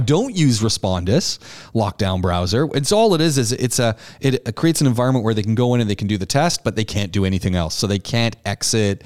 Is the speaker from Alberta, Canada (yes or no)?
no; Ajax, Ontario, Canada; I grew up in Ontario, just outside Toronto, a town called Ajax.